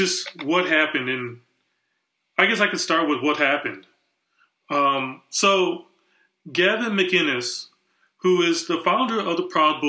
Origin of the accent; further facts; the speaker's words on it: Wisconsin, United States; I grew up in Wisconsin